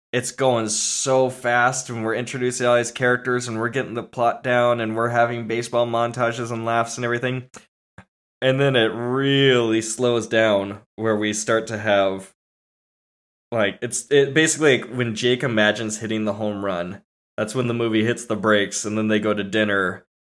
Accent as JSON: {"language": "English", "town": "San Diego", "region": "California", "country": "United States", "tie": "born or raised there", "said": "I grew up in, like, through my childhood in San Diego"}